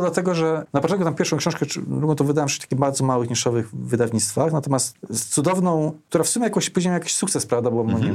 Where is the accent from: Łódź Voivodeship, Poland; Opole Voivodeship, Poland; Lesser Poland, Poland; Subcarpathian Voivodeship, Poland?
Opole Voivodeship, Poland; Opole; now in Warsaw, Poland; Ja pochodzę z Opola